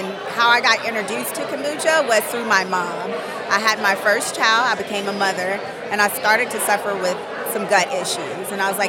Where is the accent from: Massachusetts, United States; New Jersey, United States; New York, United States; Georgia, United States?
Georgia, United States; Atlanta; now in Tallahassee, United States; I am originally from Atlanta, Georgia, but I moved down here to Tallahassee.